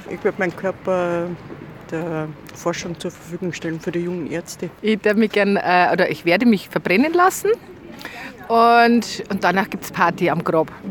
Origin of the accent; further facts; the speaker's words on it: Munich, Bavaria, Germany; born there; Ich bin Münchnerin von Geburt an und wir haben zwei Familien, äh, sogar drei Familiengräber in München.